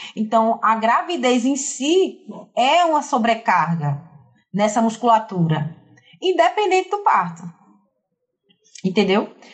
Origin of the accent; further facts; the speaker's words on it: Recife, Pernambuco, Brazil; moved away as an adult; also born or lived in Fortaleza; now in João Pessoa, Brazil; eu não sou de João Pessoa, eu nasci em Fortaleza, me criei em Recife durante 20 anos